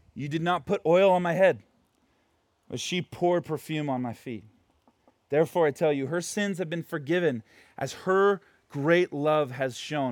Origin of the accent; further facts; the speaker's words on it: Portland, United States; moved away; where I grew up right now in Portland